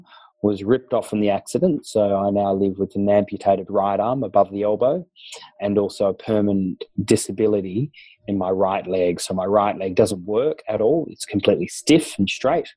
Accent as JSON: {"language": "English", "region": "Tasmania", "country": "Australia", "tie": "born or raised there", "said": "I was born and raised down in Tasmania."}